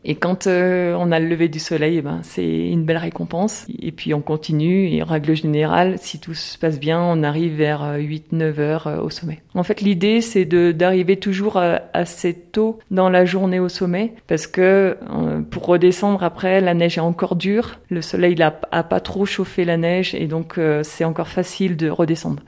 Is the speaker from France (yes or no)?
yes; the Alps, France; moved away as an adult; now in La Paz, Bolivia; On est des Alpes